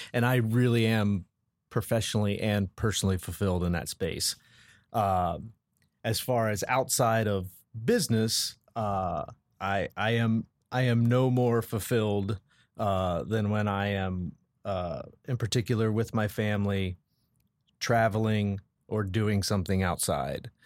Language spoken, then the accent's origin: English; Colorado, United States; now in Columbus, United States; I was born and raised in Colorado